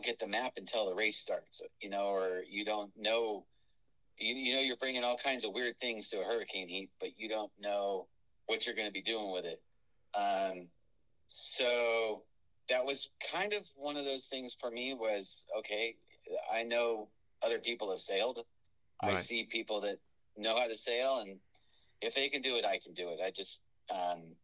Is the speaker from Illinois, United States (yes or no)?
no; Los Angeles, California, United States; moved away; also born or lived in Burbank; I grew up in North Hollywood or Burbank, and for a period of time until I was about 14 or so